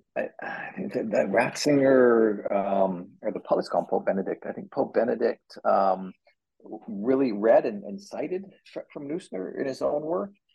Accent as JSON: {"language": "English", "country": "Canada", "moved": "yes", "lives_now": "United States", "said": "as a Canadian"}